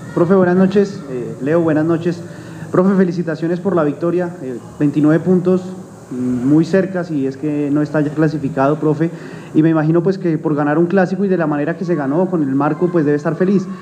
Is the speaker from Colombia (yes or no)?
yes; Colombia; Nosotros indudablemente somos colombianos